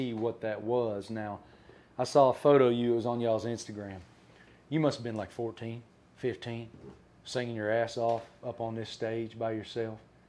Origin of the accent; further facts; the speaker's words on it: Appalachia, near Virginia Tech, United States; I grew up in Appalachia, 25 minutes west of Virginia Tech. Cattle farm, farm kid.